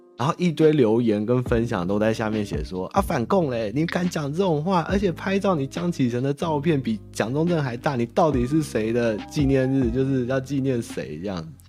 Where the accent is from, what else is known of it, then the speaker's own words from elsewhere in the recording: Taiwan; 我们台湾人他妈超怪